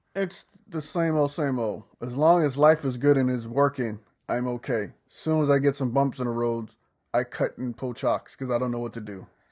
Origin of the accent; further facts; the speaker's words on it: the South, United States; I'm from the country. I'm from the South